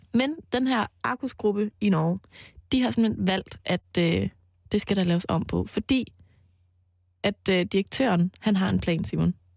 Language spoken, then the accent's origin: Danish; Mols, Central Denmark Region, Denmark; på Mols, hvor jeg voksede op